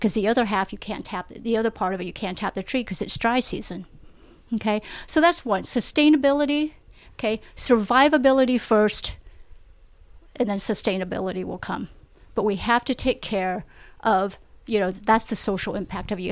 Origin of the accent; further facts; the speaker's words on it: Vietnam; moved away; I was born in Vietnam.